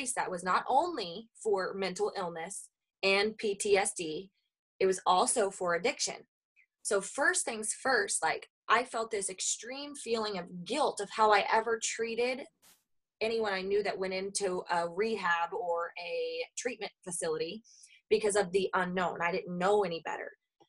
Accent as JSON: {"language": "English", "region": "the Bible Belt", "country": "United States", "lives_now": "Minnesota, United States", "said": "I come from the Bible Belt. I went. Then I moved to Minnesota, where it was a little bit more common for me to know people that didn't go to church versus where I came from."}